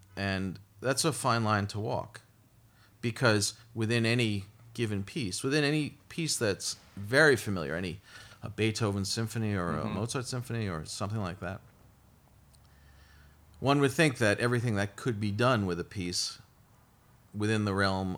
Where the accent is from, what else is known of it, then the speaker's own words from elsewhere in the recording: Brooklyn, New York, United States; I'm from Brooklyn. I grew up in Brooklyn.